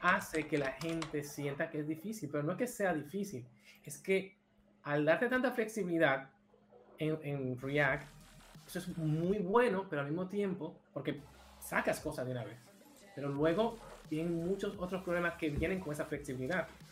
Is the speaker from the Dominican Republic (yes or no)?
yes; Dominican Republic; moved away as an adult; now in Barcelona, Spain; Soy de República Dominicana, específicamente de Villamella